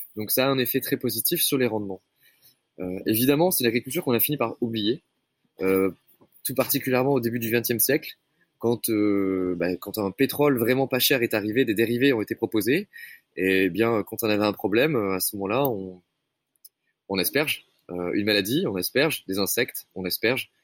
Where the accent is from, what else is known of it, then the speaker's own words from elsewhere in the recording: Médoc, Nouvelle-Aquitaine, France; moved away; j'ai grandi dans le Médoc, une région qui, est bercée par les rythmes de la viticulture